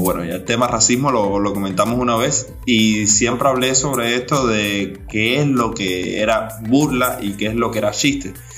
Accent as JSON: {"language": "Spanish", "country": "Cuba", "said": "como cubanos y cubanos de esta nueva generación"}